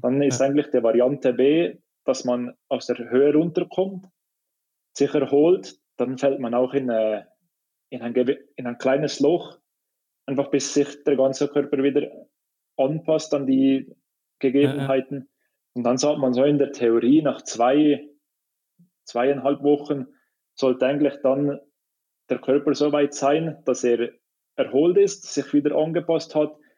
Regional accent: Switzerland; für mich jetzt als Schweizer

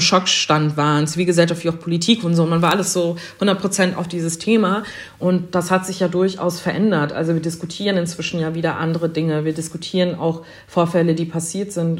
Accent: Germany; also born or lived in Schleswig-Holstein; für mich als jemand in Deutschland sozialisierte und als Deutsche

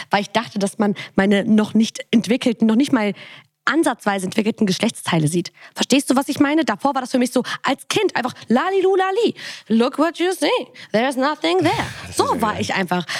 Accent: Bonn, North Rhine-Westphalia, Germany; ich komme aus Bonn

